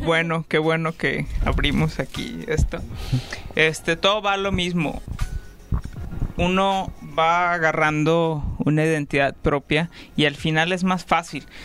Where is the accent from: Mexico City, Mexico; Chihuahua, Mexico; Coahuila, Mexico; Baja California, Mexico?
Chihuahua, Mexico; Ciudad Juárez; nací en México, en Ciudad Juárez, Chihuahua.